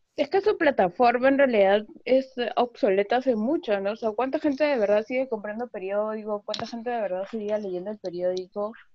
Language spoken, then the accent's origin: Spanish; Callao, Peru; soy del Callao